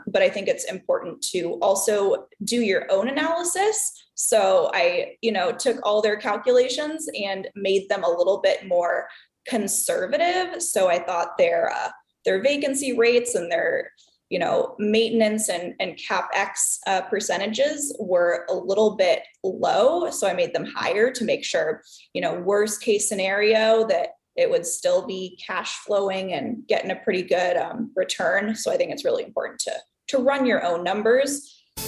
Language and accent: English; Southern California, United States; moved away as an adult; also born or lived in Chicago; now in Milwaukee, United States; I am originally from Southern California